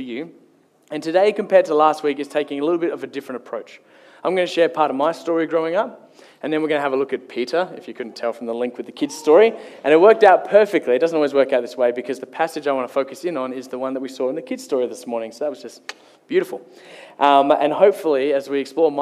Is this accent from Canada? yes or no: no; Kalgoorlie, Western Australia, Australia; moved away; Growing up, I grew up in Kalgoorlie